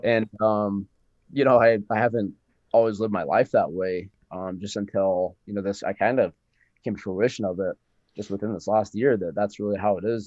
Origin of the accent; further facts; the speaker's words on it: Cheyenne, Wyoming, United States; I'm from Cheyenne, Wyoming